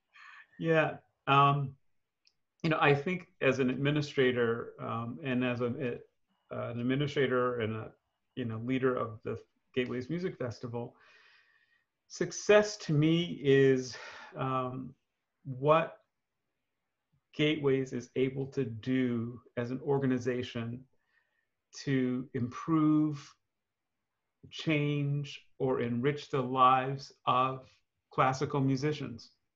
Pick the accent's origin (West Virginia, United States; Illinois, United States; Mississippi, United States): Illinois, United States; Chicago; moved away; also born or lived in New York; I grew up in Chicago